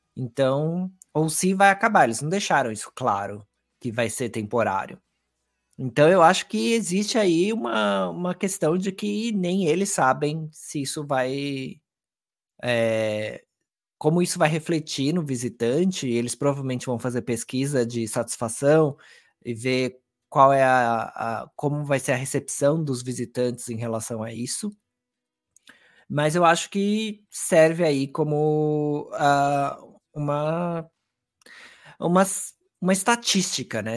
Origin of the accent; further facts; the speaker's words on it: Brazil; a gente como brasileiro